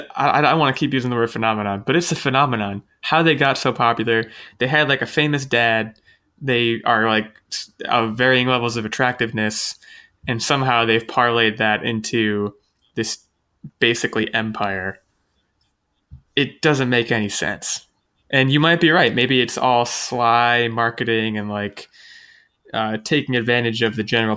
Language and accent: English; United States; I'm American